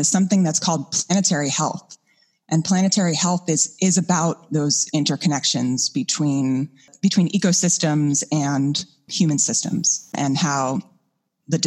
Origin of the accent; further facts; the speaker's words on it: Hudson Valley, New York, United States; moved away as an adult; also born or lived in Vermont; I'm from the Hudson Valley of New York. And so my first memories of nature are there.